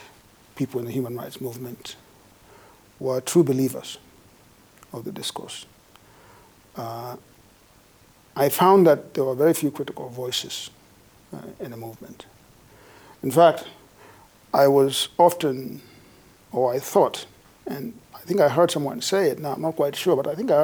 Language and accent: English; Kenya; now in United States; I was born in Kenya, although I've lived most of my life in the United States, where I have become a professional, an academic there